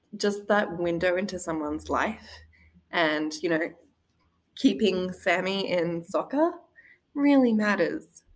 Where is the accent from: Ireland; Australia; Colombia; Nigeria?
Australia; moved away as an adult; also born or lived in Wisconsin; now in Green Bay, United States; the dynamic of marriage that I'd been brought up with in Australia